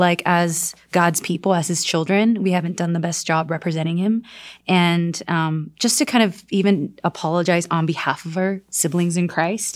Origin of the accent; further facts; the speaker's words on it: South Korea; now in United States; I'm from South Korea